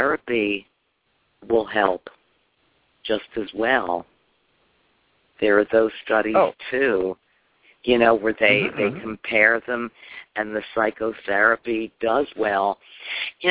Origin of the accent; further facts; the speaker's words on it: Chicago, Illinois, United States; moved away as an adult; now in Tampa, United States; I'm from Chicago